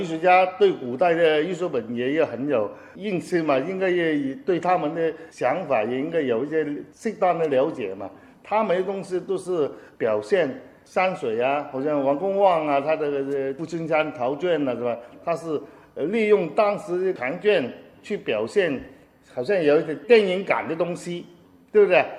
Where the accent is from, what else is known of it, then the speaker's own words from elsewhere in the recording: Hong Kong; 我们香港人